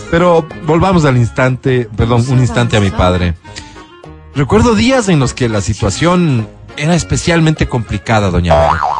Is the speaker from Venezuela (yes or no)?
yes; Nueva Esparta, Venezuela; born there; moved away; Nací en Isla Margarita. Radico en tu hermoso país hace ocho meses.